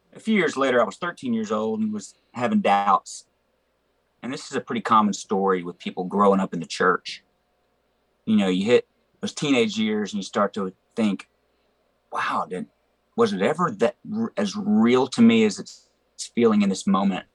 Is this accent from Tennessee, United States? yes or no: yes; Memphis, Tennessee, United States; I grew up in Memphis